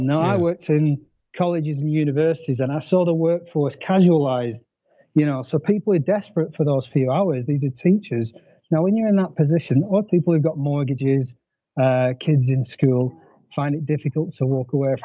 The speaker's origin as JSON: {"language": "English", "town": "Blackburn", "region": "North West England", "country": "United Kingdom", "also_born_or_lived": "Montenegro / Zanzibar", "moved": "as an adult", "lives_now": "Mexico", "said": "I'm from Blackburn."}